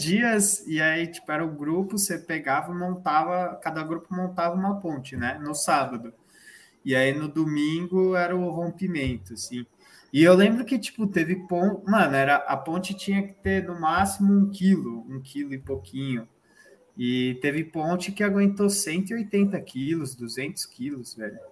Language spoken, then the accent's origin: Portuguese; São Paulo, Brazil; a gente é de São Paulo